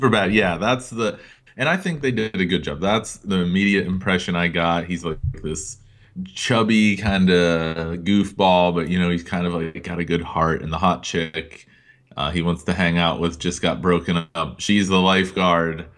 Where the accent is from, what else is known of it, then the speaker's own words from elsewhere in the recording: Greenville, Pennsylvania, United States; my hometown of Greenville, P